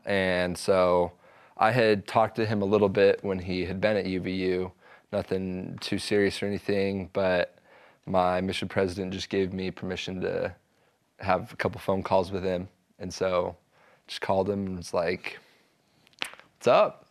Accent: Provo, Utah, United States; I grew up in Provo

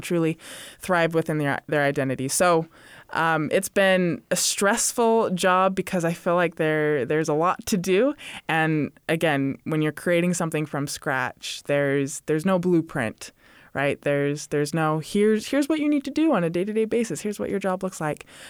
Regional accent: Utah, United States; also born or lived in Hawaii / Arizona / Indiana; So I am originally from Utah, was born in Utah. I've lived in a lot of different states, Hawaii, Arizona, Indiana. Would say I did most of my growing up in Utah

